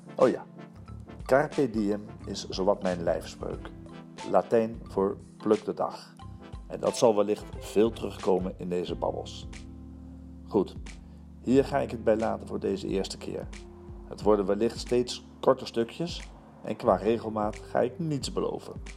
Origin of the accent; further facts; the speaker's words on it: Antwerp, Flanders, Belgium; also born or lived in Hilversum, Netherlands; Zelf ben ik een geboren Hollander en een getogen Antwerpenaar